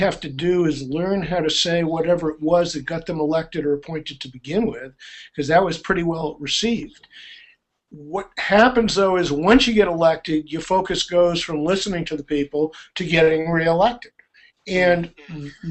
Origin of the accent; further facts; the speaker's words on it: United States; as an American